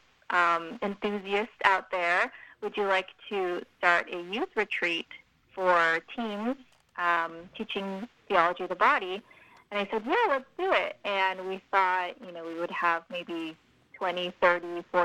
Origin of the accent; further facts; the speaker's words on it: Modesto, California, United States; moved away as an adult; also born or lived in San Diego / San Jose; now in Rancho Cordova, United States; So I am originally from Modesto. Mm-hmm. I grew up there